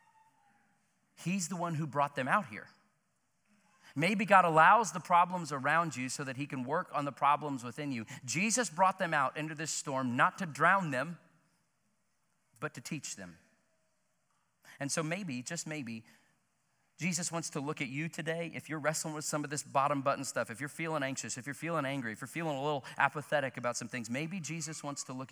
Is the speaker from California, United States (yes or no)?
no; Joplin, Missouri, United States; my hometown of Joplin, Missouri